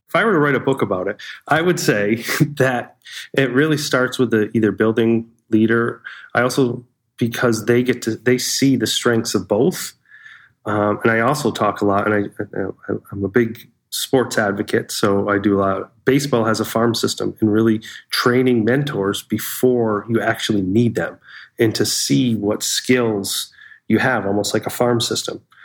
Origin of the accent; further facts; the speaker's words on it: Pittsfield, Massachusetts, United States; I grew up in Pittsfield, Massachusetts, in Western Mass, real Western Mass